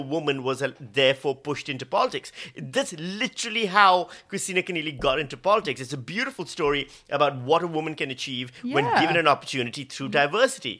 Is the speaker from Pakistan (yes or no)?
yes; Pakistan; also born or lived in Victoria, Australia / Western Australia; now in Australia; I'm from Pakistan